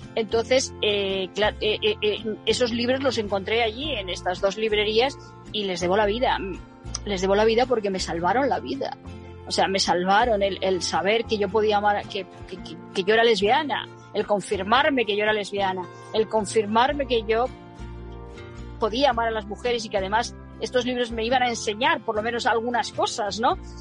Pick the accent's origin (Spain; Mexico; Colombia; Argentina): Spain; moved away as an adult; also born or lived in England / United States; cuando emigré de España, de esa España en blanco y negro